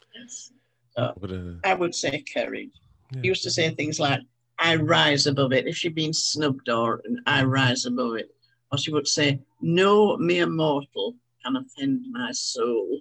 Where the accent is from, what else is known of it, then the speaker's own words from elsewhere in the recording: Halifax, Yorkshire and the Humber, United Kingdom; I'd been born and brought up in Halifax